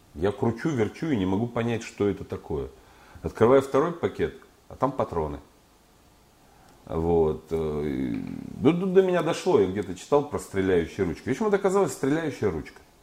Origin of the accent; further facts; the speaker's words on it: Urals, Russia; я вот поэт с Урала